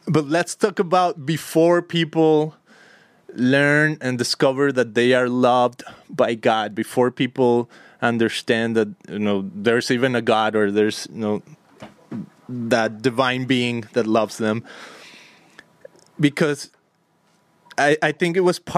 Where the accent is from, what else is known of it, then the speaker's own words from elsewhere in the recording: Guadalajara, Jalisco, Mexico; I grew up in Mexico, in Guadalajara